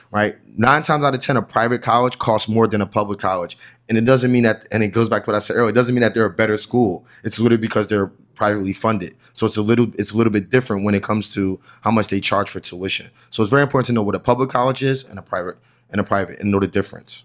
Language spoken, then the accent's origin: English; New Jersey, United States; I'm from New Jersey